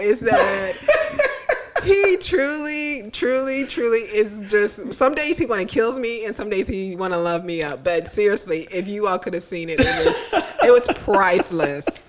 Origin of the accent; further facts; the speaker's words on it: Tallahassee, Florida, United States; I grew up in Tallahassee